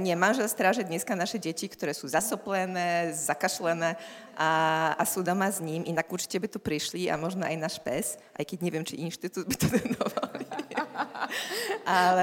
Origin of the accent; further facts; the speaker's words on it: Poland; Slovak is a second language; moved away as an adult; also born or lived in Gdańsk; now in Bratislava, Slovakia; sme prišli my Poliaci sem na Slovensko do Bratislavy